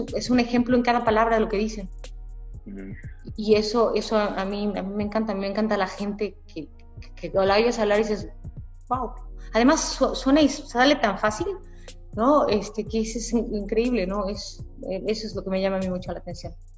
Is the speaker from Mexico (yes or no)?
yes; Mexico; moved away as an adult; regresé a México después de cinco años